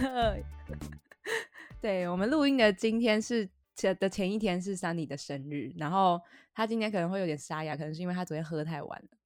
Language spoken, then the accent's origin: Chinese; Taiwan; moved away; 我们都台湾人